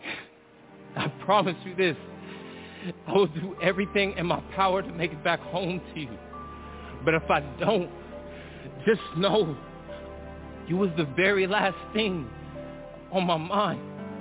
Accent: Stockton, California, United States; I'm from Southside Stockton

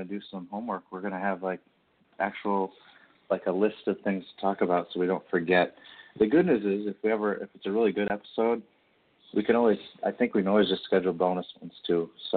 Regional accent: Kansas City, United States; I am from Kansas City, so I do like some Royals

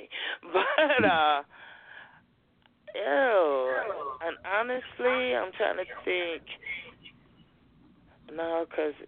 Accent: Chicago, Illinois, United States; moved away as an adult; now in Brussels, Belgium; where are you from? And I always say, Chicago

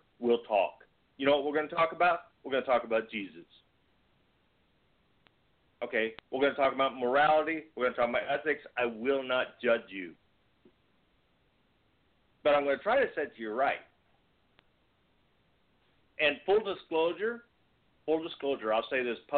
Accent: Virginia, United States; now in Missouri, United States; growing up in Virginia

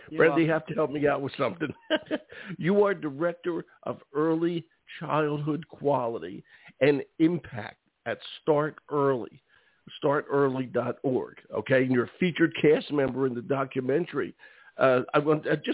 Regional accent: Philadelphia, Pennsylvania, United States; I grew up in Philadelphia. Okay, went all through Philly schools and everything else

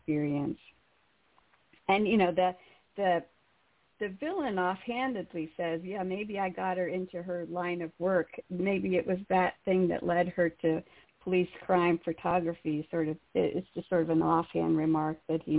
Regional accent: Carlisle, Pennsylvania, United States; I grew up in Carlisle

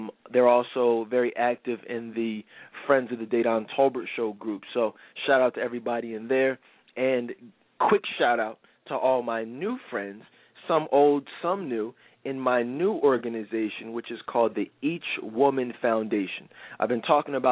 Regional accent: Philadelphia, Pennsylvania, United States; I'm from the Philly area

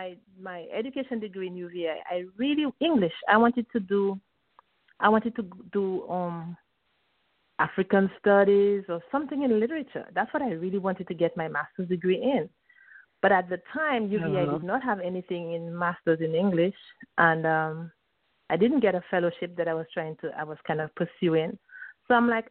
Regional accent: Dominica; moved away as an adult; also born or lived in U.S. Virgin Islands; in my home country of Dominica, I taught for 9 years as an elementary school teacher.

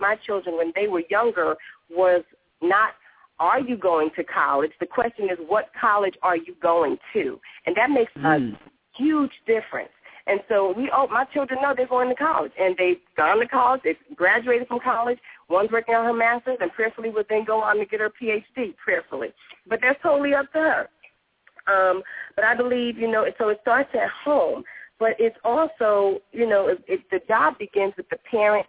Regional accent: Paterson, New Jersey, United States; come from Paterson, New Jersey, where my mother raised six kids by herself

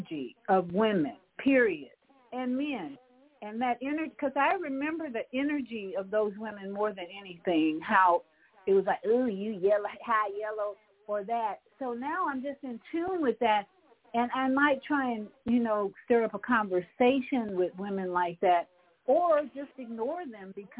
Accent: Chicago, Illinois, United States; growing up in Hyde Park, which is a very diverse racial community

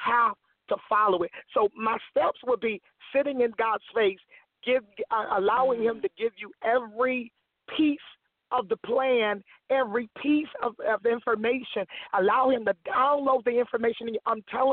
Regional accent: Florida, United States; moved away as an adult; also born or lived in Atlanta, Georgia; now in Petersburg, Virginia, United States; I'm originally from Florida. I moved from Florida back in 2003

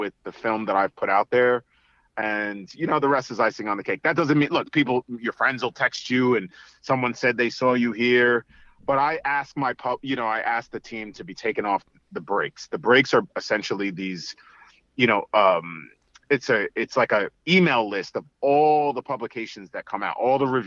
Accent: New York City, New York, United States; growing up in Staten Island

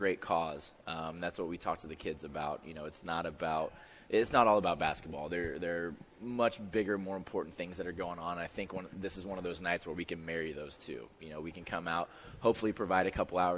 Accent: Indiana, United States; now in St. Louis, United States; I'm from Indiana. It's where kind of where I'm comfortable

